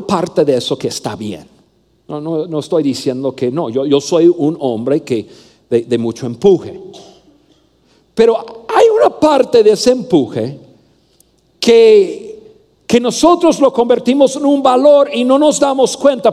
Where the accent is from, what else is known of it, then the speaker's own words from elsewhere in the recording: Mexico; also born or lived in Saltillo, Coahuila; soy mexicano